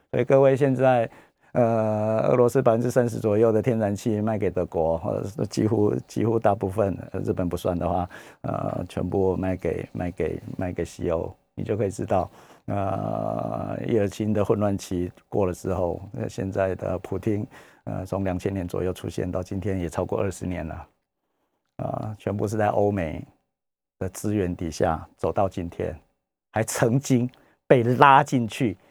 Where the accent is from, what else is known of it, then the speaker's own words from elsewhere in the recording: Taiwan; 我们台湾人